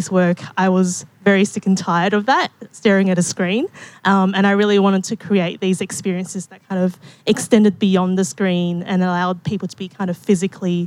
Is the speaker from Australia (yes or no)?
yes; Perth, Western Australia, Australia; moved away as an adult; now in Melbourne, Australia; I'm actually originally from Perth, and I worked as a digital designer for 8 years before deciding to quit my government job and move to Melbourne